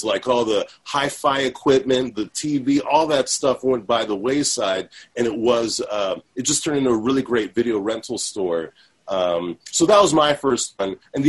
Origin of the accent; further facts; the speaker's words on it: Redwood City, California, United States; I grew up in Redwood City, California.